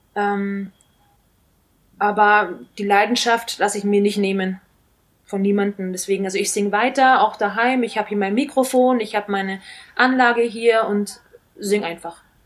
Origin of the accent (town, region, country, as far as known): Nuremberg, Bavaria, Germany; born or raised there; moved away as an adult